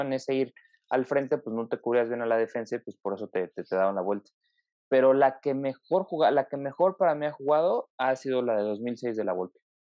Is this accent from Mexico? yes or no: yes; Mexico; como mexicanos